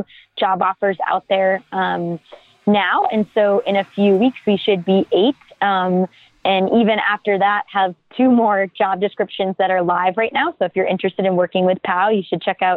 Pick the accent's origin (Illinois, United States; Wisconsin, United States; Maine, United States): Maine, United States; my home state of Maine